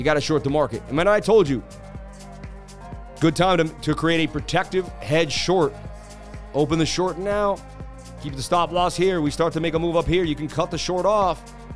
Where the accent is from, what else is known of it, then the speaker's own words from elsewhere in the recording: Massachusetts, United States; I was from Massachusetts